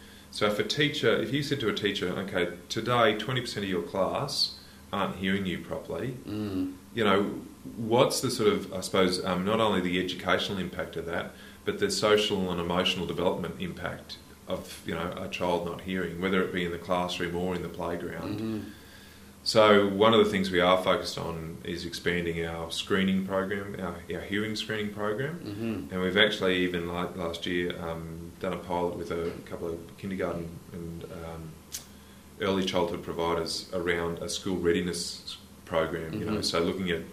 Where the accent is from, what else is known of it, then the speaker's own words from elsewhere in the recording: Queensland, Australia; also born or lived in Rockhampton / Dalby / Goondiwindi / Ballandean; So I'm a Queensland kid through and through. I was born in Rockhampton.